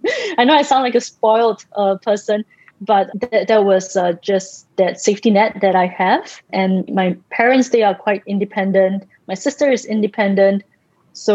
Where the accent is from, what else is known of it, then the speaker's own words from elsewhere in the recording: Singapore; in the early days, I used to write like Jane Austen because I'm Singaporean and everything is so structured and formal.